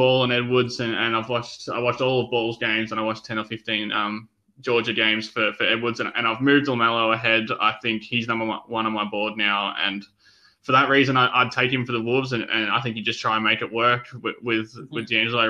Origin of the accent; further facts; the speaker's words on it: Melbourne, Victoria, Australia; my home state of Melbourne